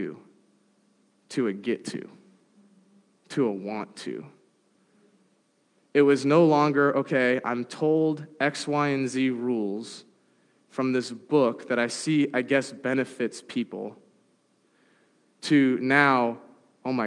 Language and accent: English; San Diego, California, United States; Growing up in San Diego, I have a lot of friends who are part of the Latter-day Saint Church